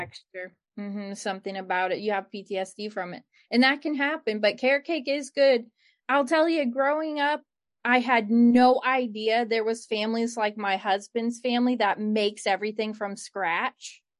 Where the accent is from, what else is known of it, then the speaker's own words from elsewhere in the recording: Cleveland, Ohio, United States; where I grew up in Cleveland